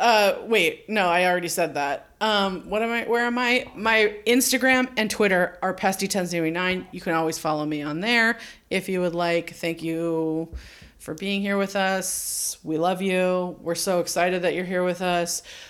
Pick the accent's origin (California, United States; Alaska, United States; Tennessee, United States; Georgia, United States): California, United States; We're from Cal.